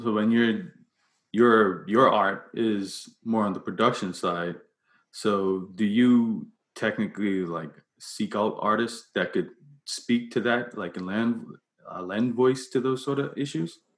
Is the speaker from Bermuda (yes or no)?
yes; Bermuda; I'm from Bermuda